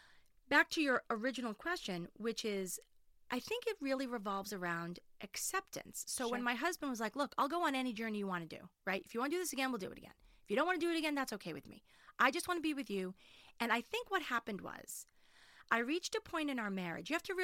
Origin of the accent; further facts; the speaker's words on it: Winchester, United States; also born or lived in Manhattan; I live in Winchester. I grew up in Winchester. I did move to Manhattan for 10 years, so people don't think I didn't leave.